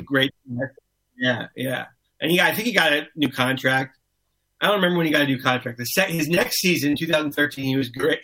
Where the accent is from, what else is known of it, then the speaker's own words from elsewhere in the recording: Miami, Florida, United States; I grew up in Miami